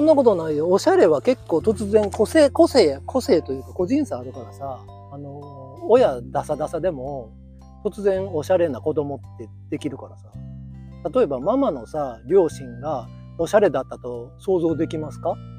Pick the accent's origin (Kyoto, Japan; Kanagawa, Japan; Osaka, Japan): Kyoto, Japan; 生粋の京都人、まあ、ぶぶ漬けでも食べなはれの